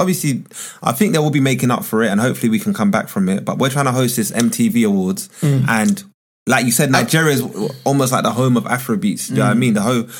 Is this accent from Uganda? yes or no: yes; Kampala, Central Region, Uganda; moved away; Makinde, and that's actually my hometown.